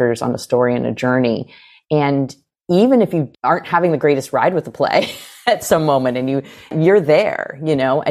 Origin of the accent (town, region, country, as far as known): United States